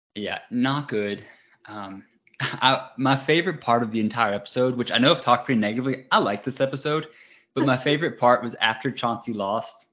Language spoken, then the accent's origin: English; United States; I'm American